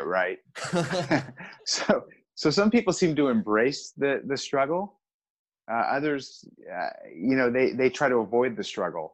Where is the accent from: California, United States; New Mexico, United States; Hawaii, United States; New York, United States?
California, United States; Southern; I grew up in Southern California, so I surfed my whole life